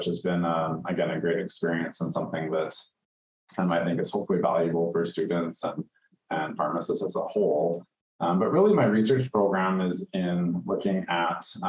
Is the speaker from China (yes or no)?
no; Canada; moved away as an adult; also born or lived in Middle East / New Zealand; I'm from Canada, but I've been around a little bit. So I've been in the Middle East and then New Zealand and now back to Canada.